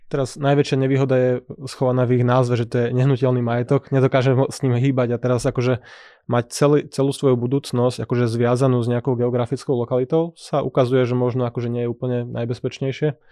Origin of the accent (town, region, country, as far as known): Slovakia